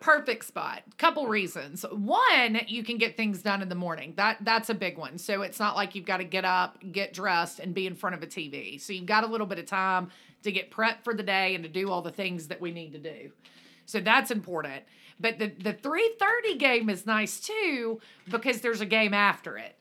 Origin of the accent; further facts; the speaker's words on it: Alabama, United States; moved away; we grew up in Alabama, which is Central Time